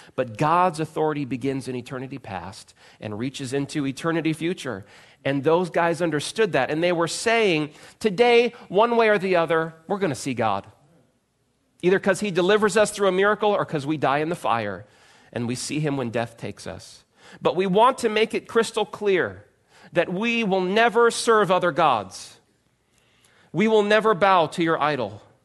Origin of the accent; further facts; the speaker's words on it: United States; as American Christians